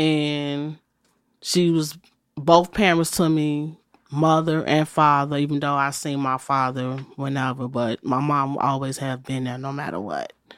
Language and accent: English; Chicago, Illinois, United States; I was born in the city of Chicago, and I was born, like, in the Inglewood area.